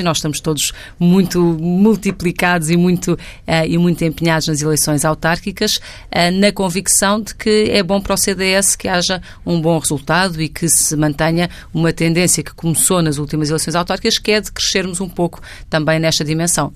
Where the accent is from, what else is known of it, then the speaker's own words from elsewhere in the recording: Lisbon, Portugal; vivo cá desde os nove meses e, portanto, sempre me reconheci, cresci e vivi em Lisboa